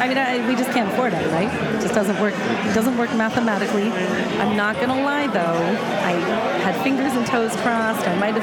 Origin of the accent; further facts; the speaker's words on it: Vancouver, British Columbia, Canada; now in Seattle, United States; I'm a Habs fan, I grew up in Vancouver, now I'm here in Seattle